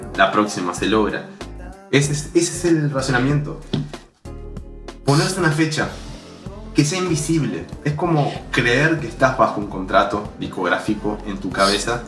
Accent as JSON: {"language": "Spanish", "country": "Uruguay", "said": "más como uruguayos"}